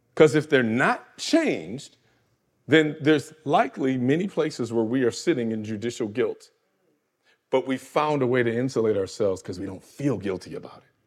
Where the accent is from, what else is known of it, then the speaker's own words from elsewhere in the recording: Michigan, United States; Grand Rapids, Michigan, my home state